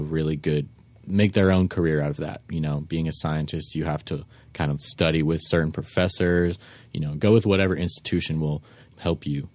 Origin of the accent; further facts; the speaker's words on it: San Francisco, California, United States; I was born and raised in San Fran